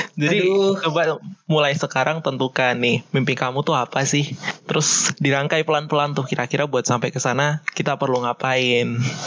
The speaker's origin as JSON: {"language": "Indonesian", "town": "Yogyakarta", "region": "Special Region of Yogyakarta", "country": "Indonesia", "said": "Asal aku dari Jogja"}